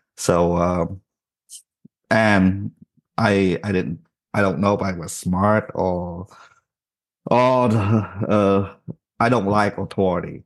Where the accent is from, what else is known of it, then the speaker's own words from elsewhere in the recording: Vietnam; moved away; growing up in Vietnam, I was always in trouble